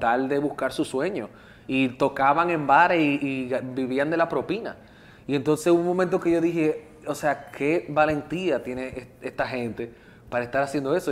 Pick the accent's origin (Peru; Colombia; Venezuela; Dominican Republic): Dominican Republic